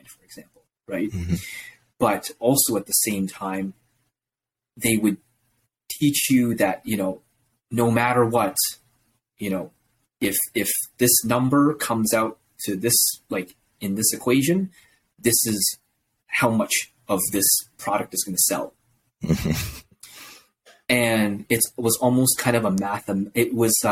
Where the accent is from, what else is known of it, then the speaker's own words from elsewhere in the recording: Toronto, Ontario, Canada; I was born here in Canada in the GTA region and I grew up here, went to school here, high school here, went to university here